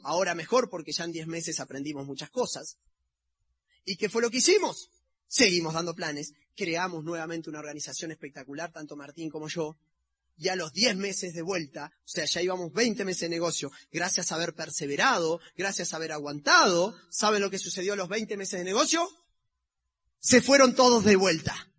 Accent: Uruguay; somos los uruguayos

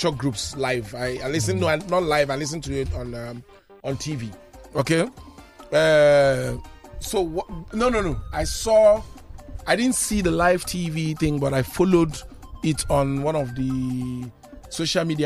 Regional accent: Nigeria; as a Nigerian

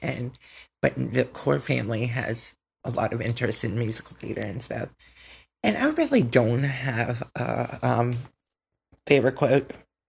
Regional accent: Pennsylvania, United States; I am 30 years old and I'm from Pennsylvania.

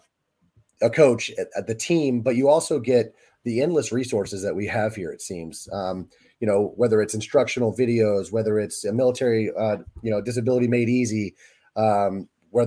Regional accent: Florida, United States; now in Kansas City, United States; I hail from Kansas City, Missouri, by way of Florida, growing up, born and raised there

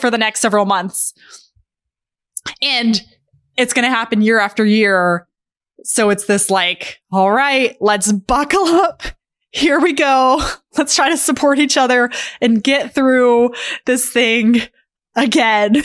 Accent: Albuquerque, New Mexico, United States; growing up in Albuquerque

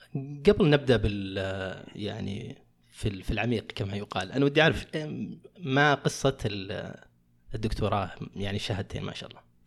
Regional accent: Saudi Arabia; عندنا في السعوديه

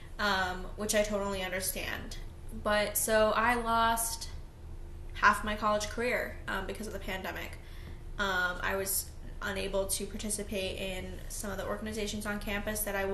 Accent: Maine, United States; I'm from Maine

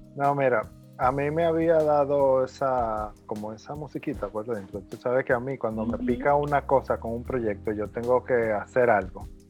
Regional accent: Mao, Valverde, Dominican Republic; soy de Mao

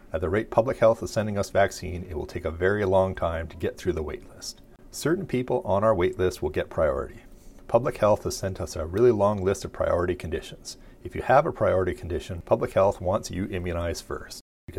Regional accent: Pinawa, Manitoba, Canada; now in Dauphin, Canada; In general, I hate Hallmark Christmas movies, other than the one that was partially filmed in my hometown of Pinawa.

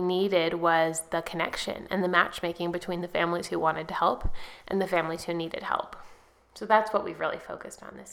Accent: Lake County, California, United States; moved away; I grew up in Lake County, which is actually the poorest county in California

